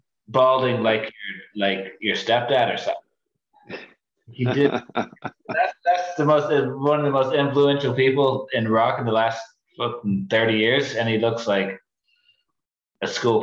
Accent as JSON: {"language": "English", "town": "Portland", "region": "Oregon", "country": "United States", "said": "where are you from? Portland."}